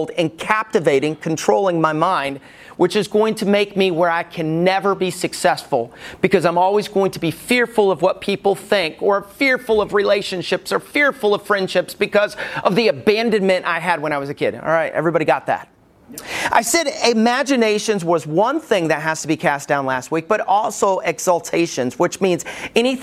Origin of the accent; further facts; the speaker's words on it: Alabama, United States; When I was growing up in Alabama